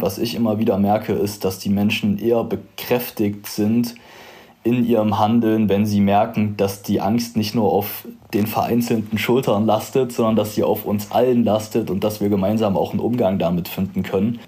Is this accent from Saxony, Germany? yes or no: yes; Zwickau, Saxony, Germany; also born or lived in Halle; meinem Heimatort Zwickau